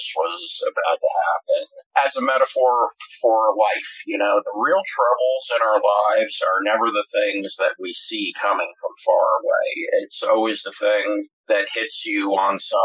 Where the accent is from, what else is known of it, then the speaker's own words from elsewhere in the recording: Mount Vernon, New York, United States; I grew up in Mount Vernon, New York